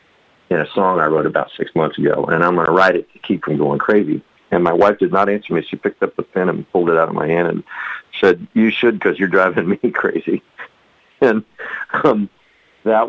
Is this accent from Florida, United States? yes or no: no; Del Rio, Texas, United States; in Del Rio, in my hometown